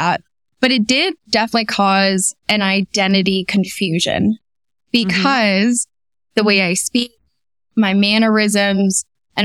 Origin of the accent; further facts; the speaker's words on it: Los Alamitos, California, United States; also born or lived in Bellflower, California; I was born in Bellflower, California. So I grew up in a little town called Los Alamitos. It's near Long Beach, California